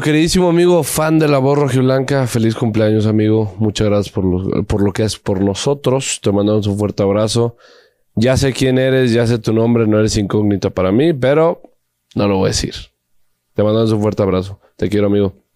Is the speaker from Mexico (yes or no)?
yes; Guadalajara, Jalisco, Mexico; somos de Guadalajara y porque mi familia le va al Atlas